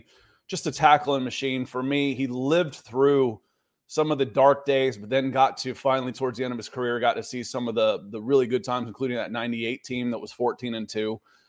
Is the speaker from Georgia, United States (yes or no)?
yes; Atlanta, Georgia, United States; I grew up in North Metro Atlanta.